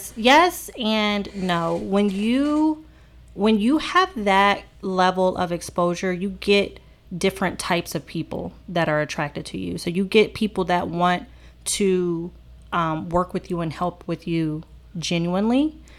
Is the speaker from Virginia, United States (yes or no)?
yes; Virginia, United States; also born or lived in Maryland; now in Charlotte, United States; So I grew up in the Northern Virginia area, and I was living in Maryland before moving to Charlotte.